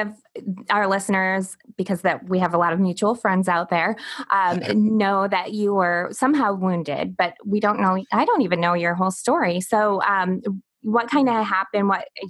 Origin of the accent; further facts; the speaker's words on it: Michigan, United States; moved away; I grew up in Michigan